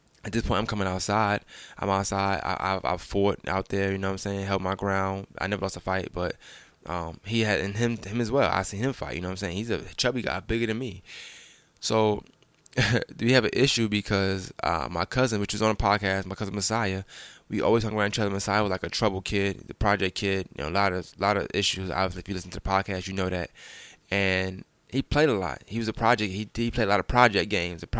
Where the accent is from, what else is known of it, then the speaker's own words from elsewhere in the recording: New York City, New York, United States; So I'm from Bushwick Avenue, so I lived on Bushwick, but I frequented on Jefferson.